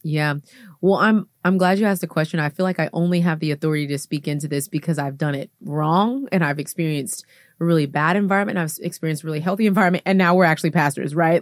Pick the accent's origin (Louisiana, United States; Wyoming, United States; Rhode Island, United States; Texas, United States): Texas, United States; Houston; moved away as an adult; now in Atlanta, United States; I'm from Houston, Texas.